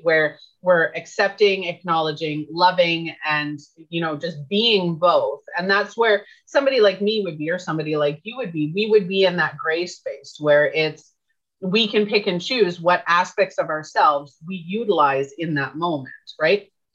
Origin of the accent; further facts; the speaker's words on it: Canada; I'm Canadian